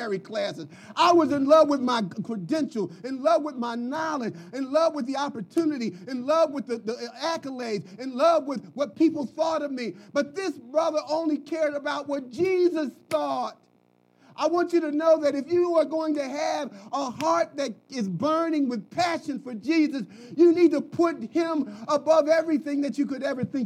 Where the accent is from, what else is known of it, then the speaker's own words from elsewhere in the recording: Philadelphia, Pennsylvania, United States; moved away; also born or lived in Dallas; I'm from Philly.